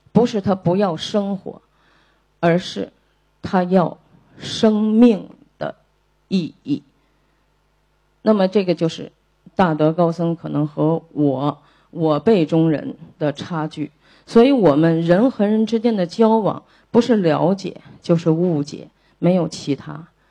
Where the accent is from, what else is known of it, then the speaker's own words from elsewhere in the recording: China; 我们中国人就很丰富。我们也很含蓄